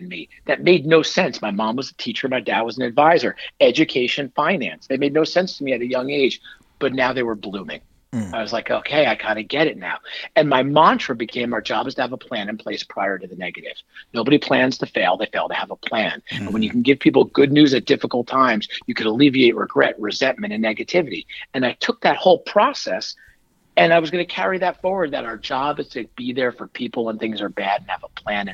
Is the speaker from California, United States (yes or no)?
no; Northern New Jersey, United States; I grew up in Northern Jersey.